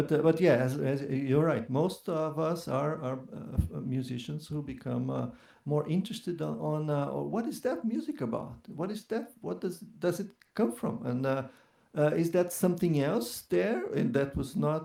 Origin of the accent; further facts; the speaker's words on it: Curitiba, Paraná, Brazil; moved away; also born or lived in São Paulo; I'm Curitibano. I'm from Curitiba, and it was there where I started studying classical guitar many years ago